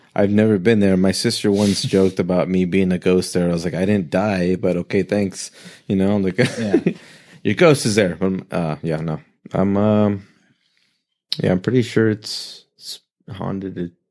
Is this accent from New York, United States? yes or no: no; Oxnard, California, United States; Oxnard, born and raised Ventura yeah, Ventura County